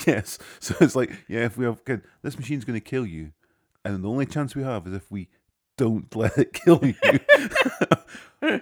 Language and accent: English; Scotland, United Kingdom; I am from Scotland